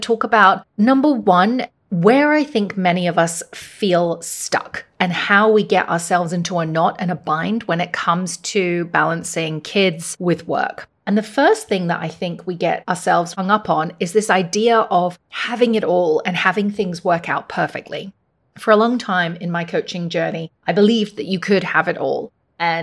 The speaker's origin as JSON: {"language": "English", "country": "Hong Kong", "tie": "born or raised there", "said": "the same school that I went to when I grew up here in Hong Kong"}